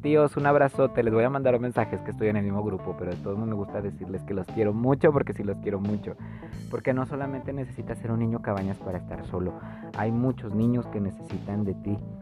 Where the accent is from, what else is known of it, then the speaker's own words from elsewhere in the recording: Zapopan, Jalisco, Mexico; Yo soy, yo nací en Zapopan, oigan, soy zapopano.